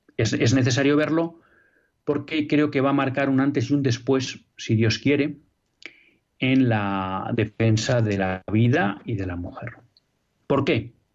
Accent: Biscay, Basque Country, Spain; por donde yo nací, hecho, un pueblo de un municipio de Vizcaya, que es en torno de 100.000

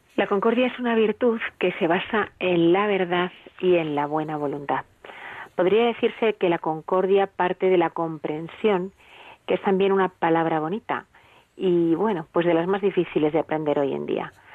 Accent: Spain; como somos los españoles

